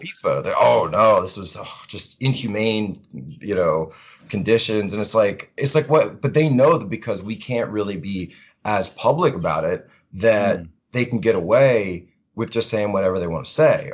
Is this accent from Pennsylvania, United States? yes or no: yes; Philadelphia, Pennsylvania, United States; moved away as an adult; now in Washington, D.C., United States; originally from Philadelphia, Pennsylvania area